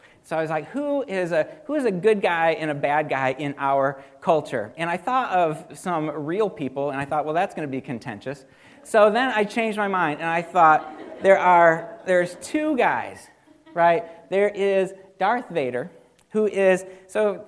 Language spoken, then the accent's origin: English; Dalton, United States; now in Vandalia, United States; I grew up in Dalton on this little farm